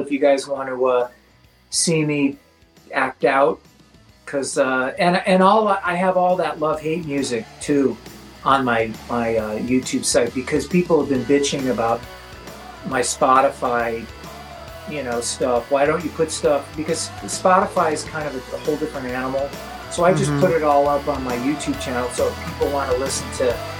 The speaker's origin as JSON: {"language": "English", "area": "the Valley", "region": "California", "country": "United States", "tie": "born or raised there", "said": "when I was a kid growing up in the Valley"}